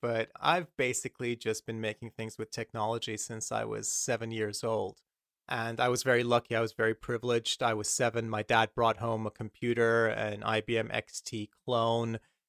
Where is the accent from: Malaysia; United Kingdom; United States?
Malaysia; I was a spoiled little 8-year-old, 7-year-old brat growing up in Malaysia.